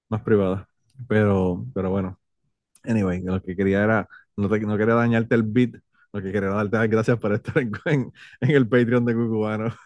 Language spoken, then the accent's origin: Spanish; Puerto Rico; yo soy boricua